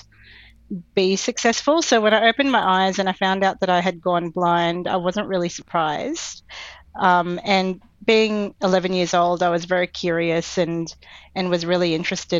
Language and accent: English; Brisbane, Queensland, Australia; born or raised there; also born or lived in Philippines / Canberra